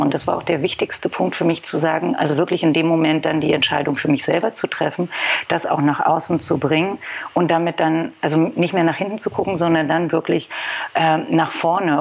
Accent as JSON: {"language": "German", "region": "Berlin", "country": "Germany", "tie": "born or raised there", "said": "Ich komme aus Berlin, gebürtig sogar"}